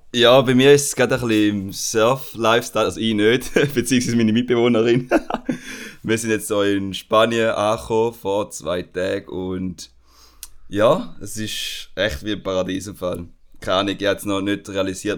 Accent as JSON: {"language": "German", "country": "Switzerland", "said": "bei uns in der Schweiz"}